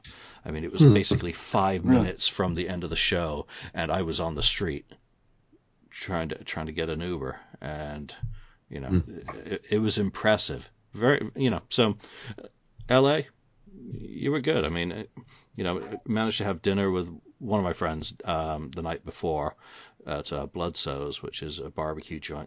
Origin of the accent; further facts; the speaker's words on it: England, United Kingdom; I'm a boy from England.